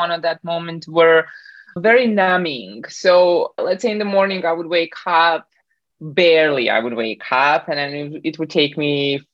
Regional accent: Bosnia & Herzegovina; now in Canada; I was born in Bosnia, kind of like Southern Eastern Europe. And then when the war hit, I moved around a little bit more. And then finally, I landed in Canada 15 years ago

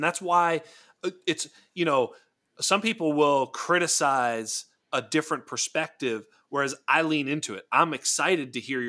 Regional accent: Boston, Massachusetts, United States; I'm from Boston

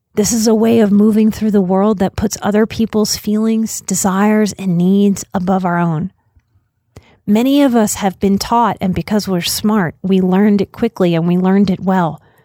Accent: United States; As an American

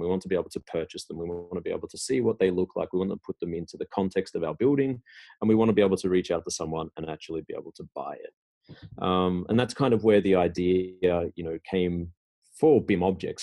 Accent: Australia; moved away as an adult; now in Sweden; I'm originally from Australia

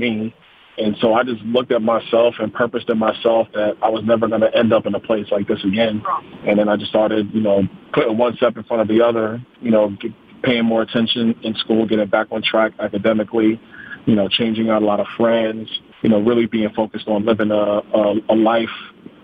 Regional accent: New York City, New York, United States; now in Naples, Florida, United States; I'm from Brooklyn, New York, originally

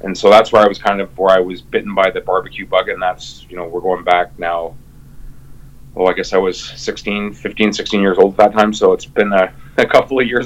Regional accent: Windsor, Ontario, Canada; now in near Montreal, Canada; came here about 22 years ago, but I'm originally from Windsor, Ontario.

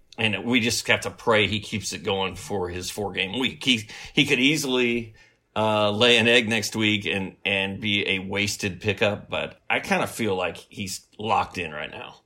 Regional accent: Bloomington, Indiana, United States; Indiana University, which is sort of my hometown.

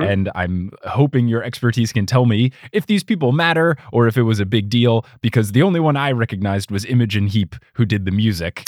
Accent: United States; I am American

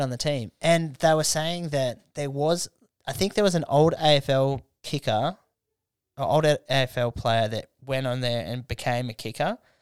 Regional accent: Canberra, Australian Capital Territory, Australia; growing up in Canberra

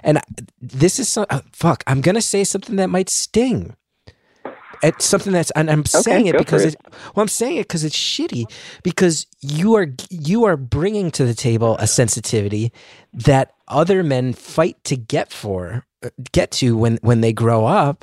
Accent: New Jersey, United States; I grew up in North Jersey

